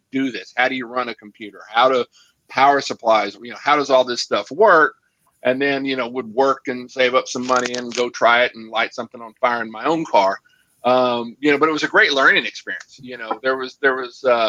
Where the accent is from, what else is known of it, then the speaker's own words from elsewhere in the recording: Arlington, Texas, United States; I grew up in Arlington, Texas